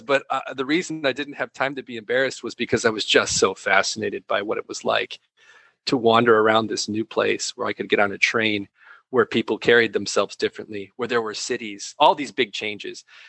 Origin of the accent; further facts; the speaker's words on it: Wisconsin, United States; I come from Wisconsin, which is uh, a predominantly Catholic place